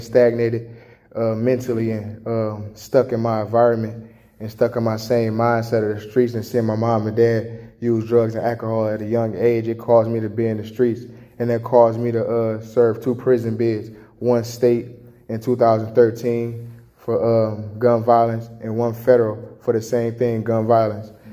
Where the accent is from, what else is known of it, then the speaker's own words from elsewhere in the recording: Chicago, Illinois, United States; now in Jackson, Michigan, United States; I was born and raised in Chicago